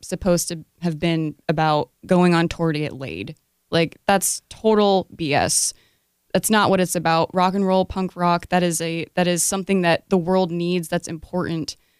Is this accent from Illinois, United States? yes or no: no; Rochester, New York, United States; I was born in Rochester, New York